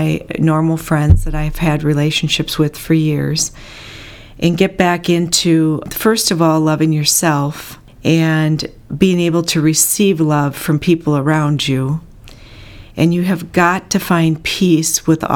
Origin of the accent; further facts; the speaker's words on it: Bloomer, Wisconsin, United States; also born or lived in Antioch, Illinois; when we moved from Antioch, Illinois to Bloomer, Wisconsin